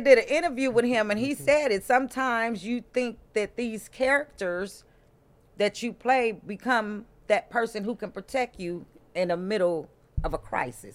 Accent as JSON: {"language": "English", "town": "Compton", "region": "California", "country": "United States", "tie": "born or raised there", "said": "Born and raised in Compton"}